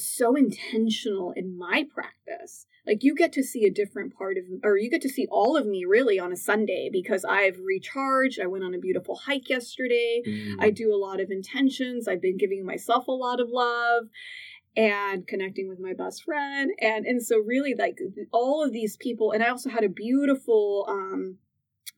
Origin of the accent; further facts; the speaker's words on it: California, United States; I grew up in California